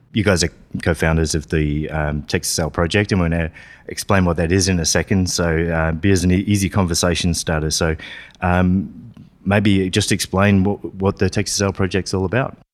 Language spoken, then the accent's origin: English; Australia; growing up in Australia